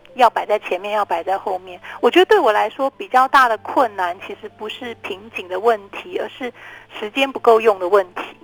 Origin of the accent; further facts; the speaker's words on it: Taiwan; 就是因为我们都在台湾长大的